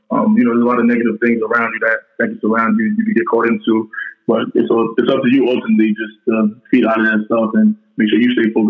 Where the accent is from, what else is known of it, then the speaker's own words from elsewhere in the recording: New York City, New York, United States; I'm from um, New York, or Rockaway, New York.